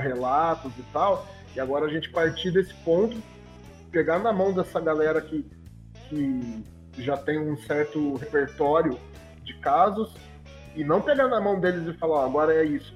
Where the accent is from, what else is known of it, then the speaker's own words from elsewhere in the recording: interior of São Paulo, Brazil; eu sou daqui do interior de São Paulo